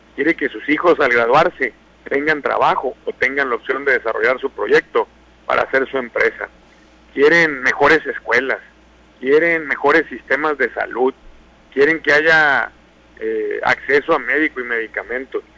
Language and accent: Spanish; Sinaloa, Mexico; lo que somos los sinaloenses